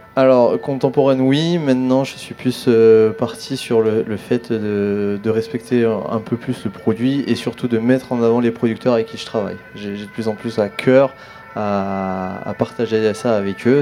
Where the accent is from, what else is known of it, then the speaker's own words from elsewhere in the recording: Grenoble, Auvergne-Rhône-Alpes, France; moved away as an adult; now in La Ciotat, France; je suis grenoblois, mais ça fait 12 ans que j'habite La Ciotat et que je travaille à Marseille